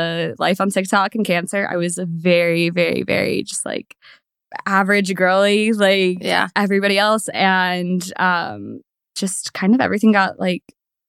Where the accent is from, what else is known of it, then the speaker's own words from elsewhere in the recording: California, United States; born there; I am 26. I was born in Cali. Not really from here though.